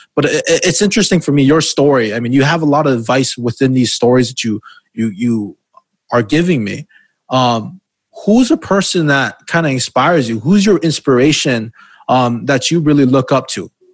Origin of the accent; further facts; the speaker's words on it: Hawaii, United States; Because I'm from Hawaii and we take pride in being from there